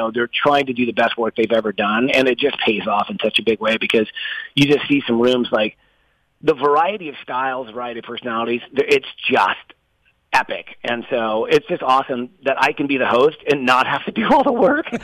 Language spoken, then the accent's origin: English; Atlanta, Georgia, United States; moved away; also born or lived in West Coast / Palm Coast, Florida; I'm from Atlanta, but I built a place just south of you guys down in Palm Coast